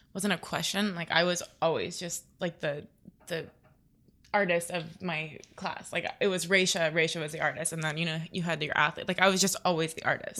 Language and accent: English; Naples, Florida, United States; I grew up in Florida